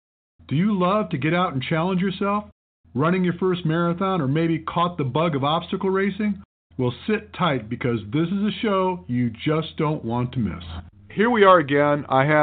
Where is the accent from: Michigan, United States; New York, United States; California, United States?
Michigan, United States; moved away as an adult; also born or lived in Maui, Hawaii; all my life growing up in Michigan, the winters got really harsh.